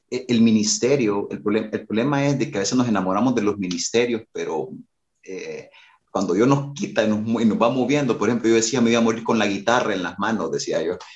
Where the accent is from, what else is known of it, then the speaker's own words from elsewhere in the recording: Durango, Mexico; Cuando yo vine de Durango, a veces los ex Durango tenemos como mucha musicalidad y queremos llegar a revolucionar la musicalidad en la iglesia.